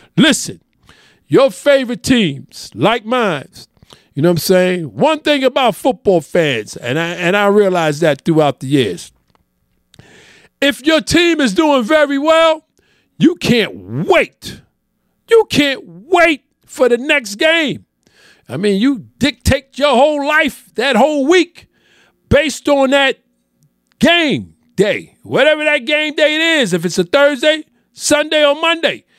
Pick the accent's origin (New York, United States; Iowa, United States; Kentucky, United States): New York, United States; New York City; I'm born and raised in New York City